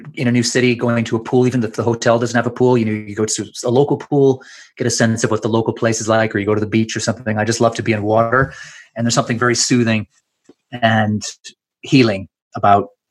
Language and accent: English; Canada; accent: Canadian; moved away as an adult; also born or lived in Edinburgh, Scotland; now in London, United Kingdom; I was born in Scotland, Edinburgh, but we emigrated to Canada when I was just a baby. So I grew up in Canada, feel Canadian, sound Canadian